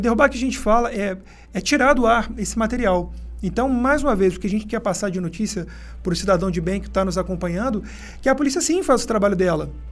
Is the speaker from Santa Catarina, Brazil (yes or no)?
no; Rio de Janeiro, Brazil; moved away as an adult; also born or lived in São Paulo state; now in São Paulo, Brazil; falando também da minha terra natal, né, do Rio de Janeiro, é que eu sou carioca